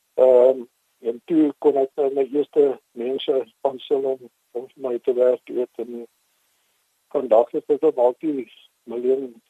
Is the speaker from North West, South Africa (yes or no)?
no; Mossel Bay, Western Cape, South Africa; first language English; Afrikaans is a second language; also born or lived in Port Elizabeth; now in George, South Africa; toe het ons Mosselbaai toe getrek toe ek so 3 jaar oud was